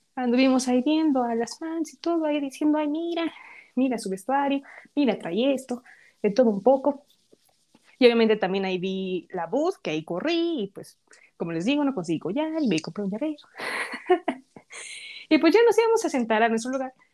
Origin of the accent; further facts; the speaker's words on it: Mexico; como buenas mexicanas